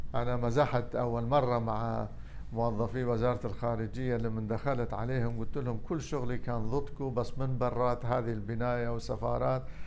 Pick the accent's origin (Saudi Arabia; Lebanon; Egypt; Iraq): Iraq; also born or lived in Damascus, Syria; احنا عراقيين